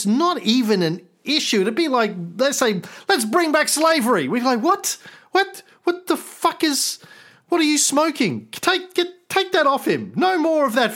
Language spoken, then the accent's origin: English; Australia; as an Australian